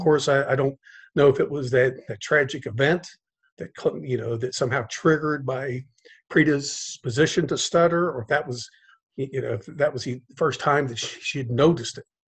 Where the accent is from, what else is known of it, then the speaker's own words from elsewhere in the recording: Cincinnati, Ohio, United States; now in South Florida, United States; I grew up in Cincinnati, Ohio